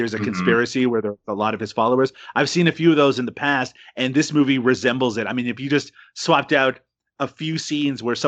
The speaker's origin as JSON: {"language": "English", "country": "Canada", "said": "I'm Canadian."}